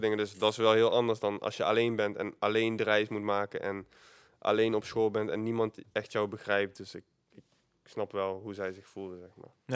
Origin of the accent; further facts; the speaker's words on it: Eindhoven, North Brabant, Netherlands; ik kwam hopelijk gewoon uit Eindhoven. Dus als ik, eh, haast had, dan kon ik gewoon op de fiets en dan ging ik naar school